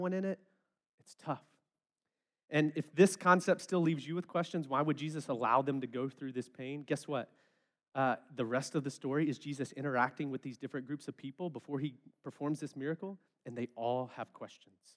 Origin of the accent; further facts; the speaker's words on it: West Memphis, Arkansas, United States; I'm from West Memphis